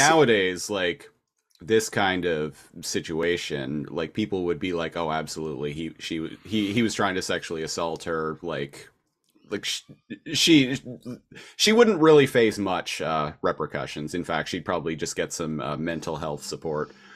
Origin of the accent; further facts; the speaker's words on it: Nanaimo, British Columbia, Canada; moved away as an adult; I'm from Nanaimo, British Columbia.